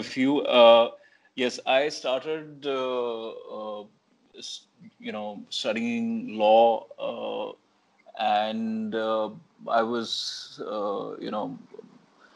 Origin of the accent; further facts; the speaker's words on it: Islamabad, Islamabad Capital Territory, Pakistan; moved away as an adult; now in Karachi, Pakistan; I'm originally from Islamabad. I recently moved to Karachi